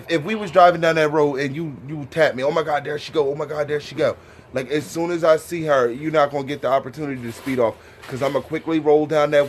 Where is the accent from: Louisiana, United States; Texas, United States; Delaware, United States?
Delaware, United States; Because we are from Delaware and we